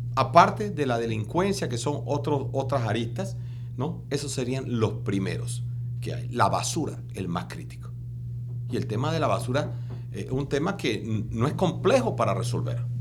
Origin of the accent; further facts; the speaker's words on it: Panama; somos más de 5.500 en Panamá